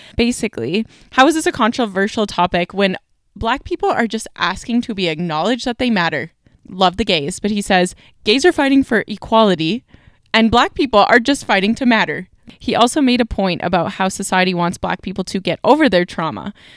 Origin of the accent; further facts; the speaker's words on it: Canada; I'm Canadian